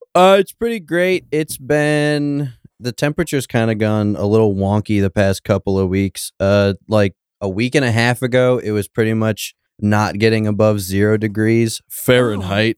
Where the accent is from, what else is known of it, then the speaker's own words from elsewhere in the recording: Homer, Alaska, United States; I grew up in Homer, Alaska